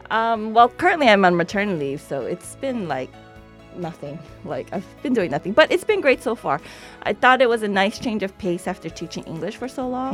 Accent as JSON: {"language": "English", "region": "Hawaii", "country": "United States", "moved": "as an adult", "lives_now": "Fukuoka, Japan", "said": "I'm from originally from Hawaii"}